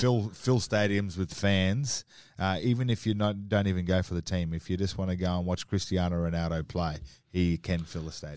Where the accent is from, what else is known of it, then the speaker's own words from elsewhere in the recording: Townsville, Queensland, Australia; as a young kid, I grew up in Townsville